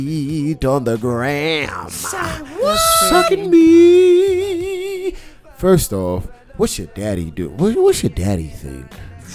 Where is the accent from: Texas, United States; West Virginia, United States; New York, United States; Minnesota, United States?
New York, United States; Bronx; And you know, I'm from the Bronx.